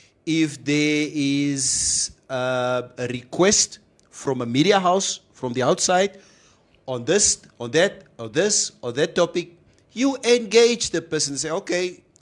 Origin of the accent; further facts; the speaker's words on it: Swakopmund, Erongo, Namibia; now in Otjiwarongo, Namibia; Bason, I'm telling you, it is difficult being here in Ochivarongo. Because I'm from Swakopmund. There is natural air conditioner there in Swakopmund.